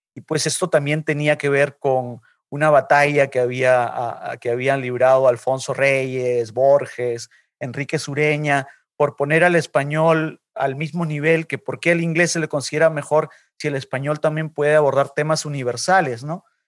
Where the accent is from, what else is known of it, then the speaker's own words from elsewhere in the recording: Lima, Peru; moved away as an adult; now in New York, United States; yo nací, yo nací en Lima, eh, pero vine a Nueva York cuando tenía 28 eh, años